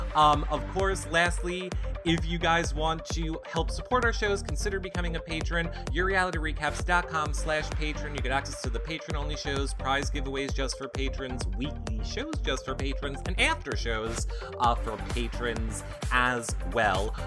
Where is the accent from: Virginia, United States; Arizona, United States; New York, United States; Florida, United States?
New York, United States; I'm from New York